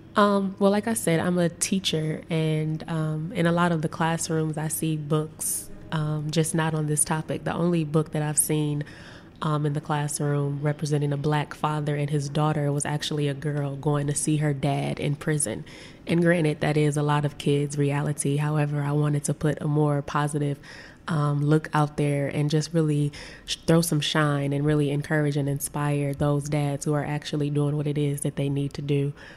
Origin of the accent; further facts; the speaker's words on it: Saginaw, Michigan, United States; I'm from Saginaw, Michigan